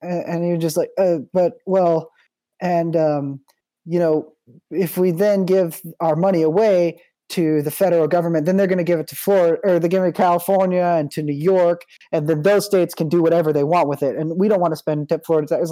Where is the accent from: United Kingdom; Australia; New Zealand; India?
United Kingdom; So it's like, okay, first of all, we're British, so we don't give a shit.